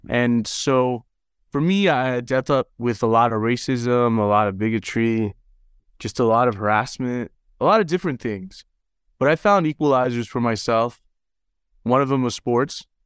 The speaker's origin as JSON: {"language": "English", "region": "Utah", "country": "United States", "tie": "born or raised there", "also_born_or_lived": "Los Angeles", "said": "we moved from Los Angeles to Utah, where my dad had some family, and, and so I actually grew up here"}